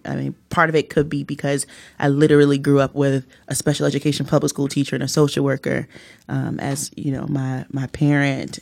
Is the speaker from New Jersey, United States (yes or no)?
yes; Newark, New Jersey, United States; I was born and raised here in Newark.